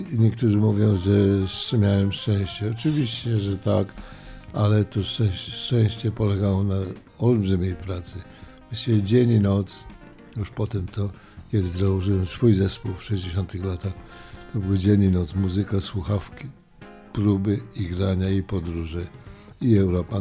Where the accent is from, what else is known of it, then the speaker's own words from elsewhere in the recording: Łódź, Łódź Voivodeship, Poland; moved away as an adult; also born or lived in Warsaw / New York; urodziłem się w Warszawie, wychowałem w Łodzi, ale tak naprawdę to czuję się cały czas nowojorczykiem i 45 lat w, Nowo Nowym Jorku